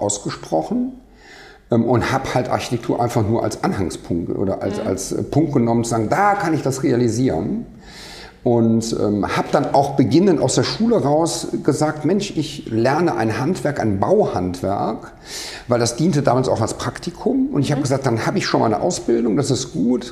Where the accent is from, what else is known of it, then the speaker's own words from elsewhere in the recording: Rhineland, Germany; ich komme aus dem Rheinland